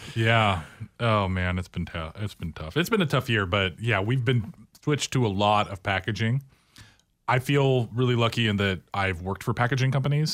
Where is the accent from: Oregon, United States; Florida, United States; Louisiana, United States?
Oregon, United States; Tualatin; also born or lived in New Orleans; I grew up in Tualatin, Oregon